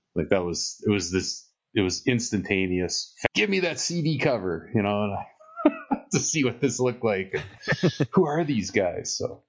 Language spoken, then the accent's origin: English; Hinton, Alberta, Canada; it was in my hometown, Hinton, Alberta, and there's a valley and the hill. Used to be two towns combined into one.